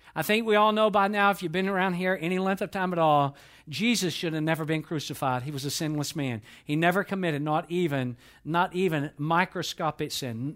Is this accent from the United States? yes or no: yes; Atlanta, Georgia, United States; I was born and raised in Atlanta, Georgia.